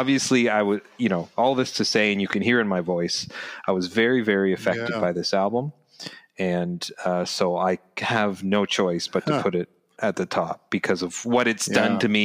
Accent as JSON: {"language": "English", "country": "Canada", "said": "we're Canadian"}